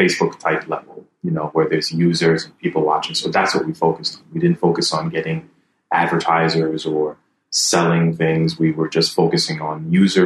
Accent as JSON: {"language": "English", "country": "Jamaica", "tie": "born or raised there", "moved": "yes", "lives_now": "Ivory Coast", "said": "coming back here as a Jamaican, I was born in Jamaica"}